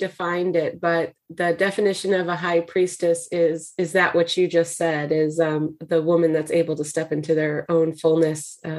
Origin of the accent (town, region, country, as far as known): Santa Cruz, California, United States; born or raised there